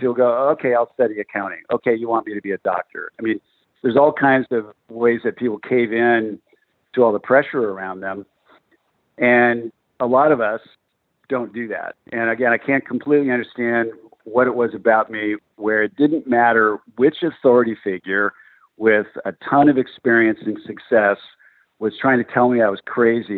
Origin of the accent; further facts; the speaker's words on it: California, United States; born and raised in California